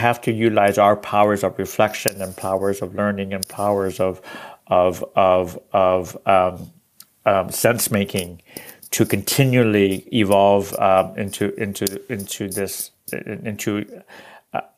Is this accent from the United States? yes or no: no; Canada; I am Chinese Canadian, and quite recently been working with an organization on the West Coast here